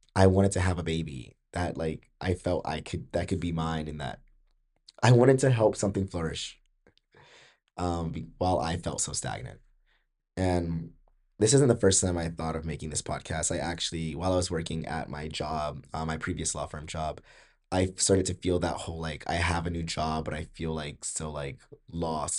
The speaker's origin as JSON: {"language": "English", "region": "Georgia", "country": "United States", "said": "I'm from Georgia"}